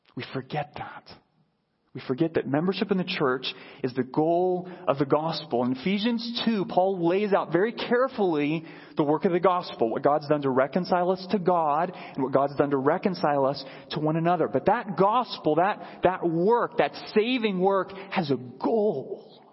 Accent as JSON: {"language": "English", "country": "United States", "said": "as American Christians who live in a culture that celebrates individualism"}